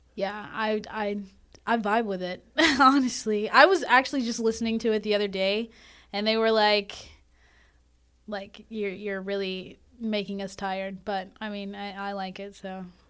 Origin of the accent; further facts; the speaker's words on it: North Carolina, United States; moved away as an adult; now in Demorest, Georgia, United States; I'm actually from North Carolina